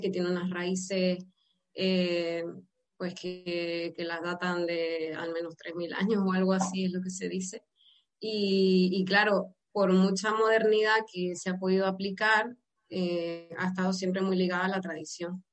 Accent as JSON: {"language": "Spanish", "country": "Venezuela", "moved": "as an adult", "lives_now": "Almería, Spain", "said": "yo soy originalmente de Venezuela"}